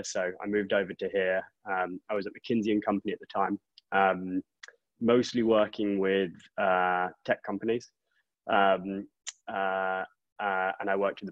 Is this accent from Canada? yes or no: no; England, United Kingdom; moved away as an adult; also born or lived in Oxford; now in United States; I grew up in England. I don't hide that too well